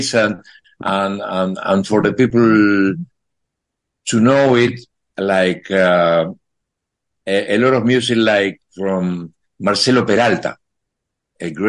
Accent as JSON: {"language": "English", "region": "Buenos Aires", "country": "Argentina", "also_born_or_lived": "Boston, United States", "second_language": "English", "moved": "as an adult", "lives_now": "Spain", "said": "I come from Buenos Aires, Argentina"}